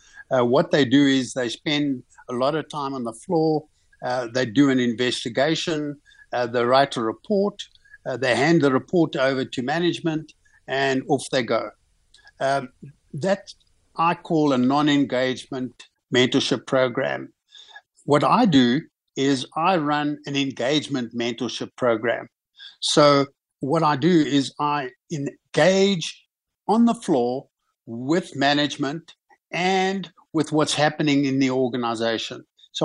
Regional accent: South Africa; one always, as a South African businessman, you make a plan.

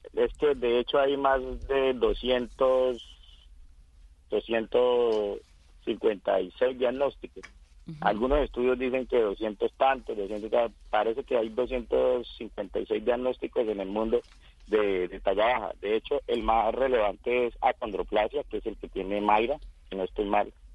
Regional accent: Casanare, Colombia; born or raised there; moved away

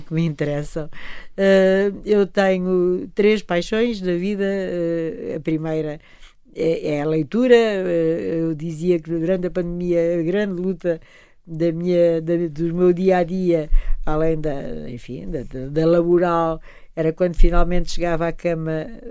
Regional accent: Portugal; sinto-me orgulhosa como portuguesa

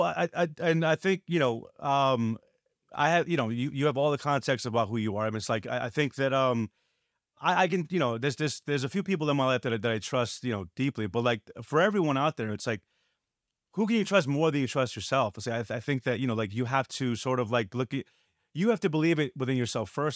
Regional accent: New York City, New York, United States; growing up in New York

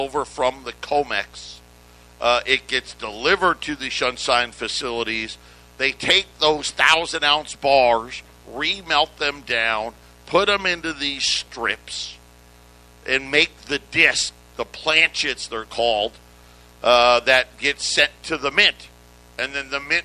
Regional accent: upstate New York, United States; I grew up in New York, upstate New York

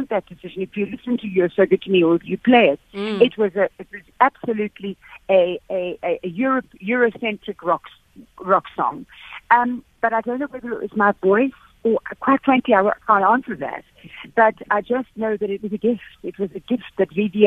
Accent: Durban, KwaZulu-Natal, South Africa; I grew up in Natal. I grew up in Durban.

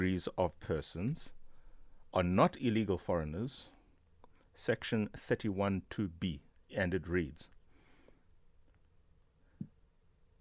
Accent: South Africa

